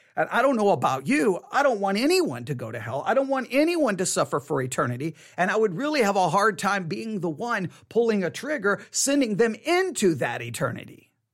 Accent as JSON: {"language": "English", "region": "Texas", "country": "United States", "tie": "born or raised there", "said": "I was raised here in Texas"}